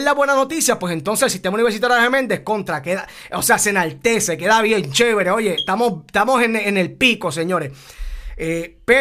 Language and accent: Spanish; Puerto Rico; Somos puertorriqueños y nos llena de orgullo también.